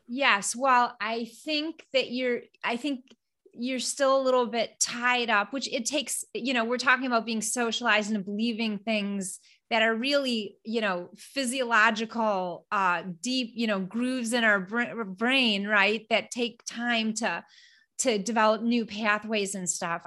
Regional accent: Flint, Michigan, United States; I'm from Flint, Michigan, and you know, I grew up in a place that was very kind

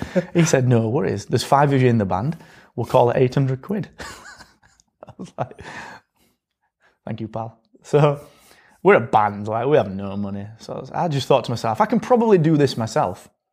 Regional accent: Barnsley, Yorkshire and the Humber, United Kingdom; I come from Barnsley, and I come from this school

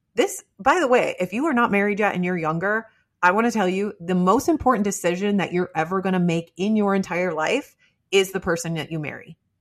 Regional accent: Midwest, United States; I'm from the Midwest

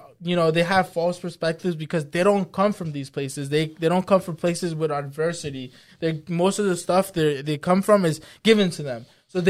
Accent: Brentwood, New York, United States; I grew up in the Brentwood, bro.

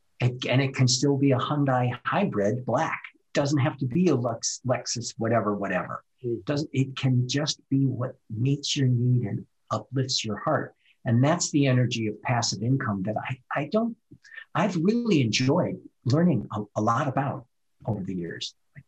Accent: Midwest, United States; I'm from the Midwest, so we work hard in the Midwest. We plant crops and we get up early and we milk the cows. That's where my culture comes from.

